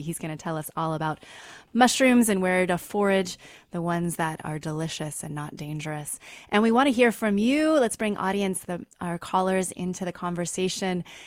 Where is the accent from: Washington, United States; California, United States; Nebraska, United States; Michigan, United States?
Washington, United States; Seattle; now in Oakland, United States; I'm originally from Seattle